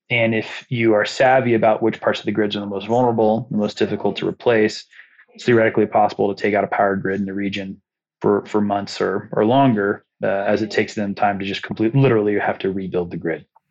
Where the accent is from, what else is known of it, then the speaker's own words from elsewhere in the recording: Muncie, Indiana, United States; It's my hometown